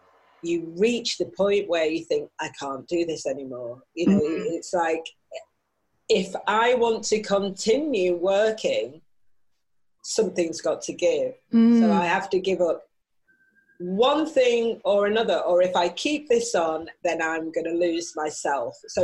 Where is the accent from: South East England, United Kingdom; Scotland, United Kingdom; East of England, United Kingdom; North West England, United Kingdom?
North West England, United Kingdom; Manchester; accent: Manchester; I was born in North Manchester General Hospital, which is Crumpsall Hospital